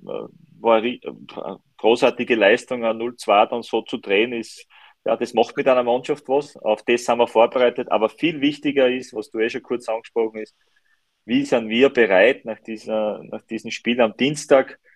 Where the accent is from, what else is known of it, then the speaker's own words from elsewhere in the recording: Styria, Austria; Ich bin Steirer